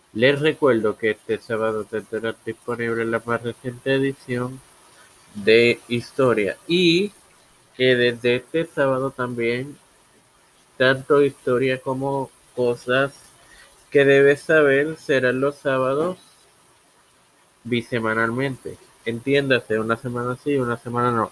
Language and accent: Spanish; Puerto Rico; soy puertorriqueño y mi corazón va a Puerto Rico